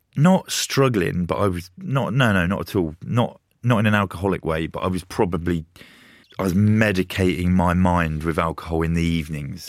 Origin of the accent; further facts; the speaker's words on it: Luton, East of England, United Kingdom; growing up in Luton